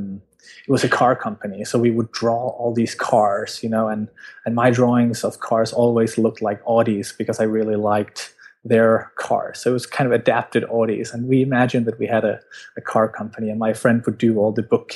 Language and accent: English; Denmark; I'm from Denmark